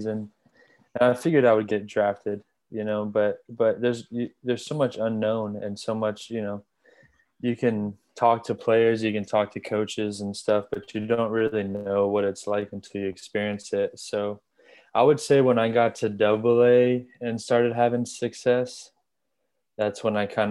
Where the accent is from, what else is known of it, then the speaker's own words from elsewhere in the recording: Gainesville, Florida, United States; I grew up in Gainesville. So I've been a Gator fan my whole life